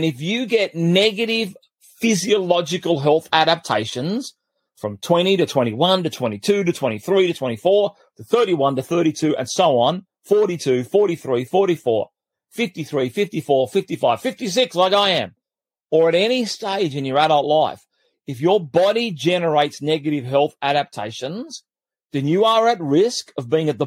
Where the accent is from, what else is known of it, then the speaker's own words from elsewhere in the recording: Australia; I grew up in Australia at one stage when I was about 10, 11, 12 years of age